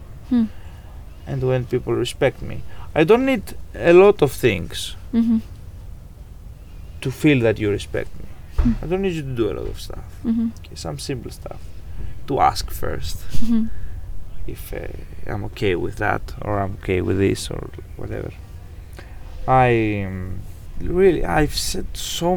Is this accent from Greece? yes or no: yes; Greece; accent: Greek; English is a second language; you may already be hearing this Greek accent